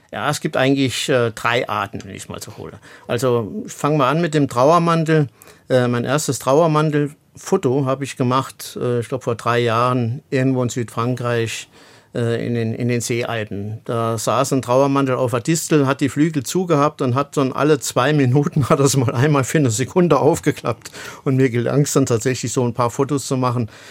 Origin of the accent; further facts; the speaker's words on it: Illingen, Saarland, Germany; in demselben Gebiet, wo ich groß geworden bin